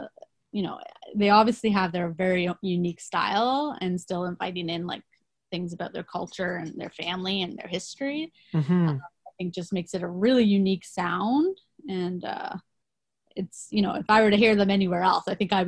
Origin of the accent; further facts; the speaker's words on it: Canada; at least when I think of like Northern Canada as a Canadian, but like as somebody who has not got to travel there